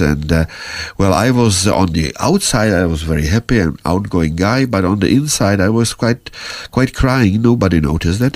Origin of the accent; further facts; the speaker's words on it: Prague, Czechia; first language Czech; English is a second language; moved away as an adult; now in United States; I was born in Prague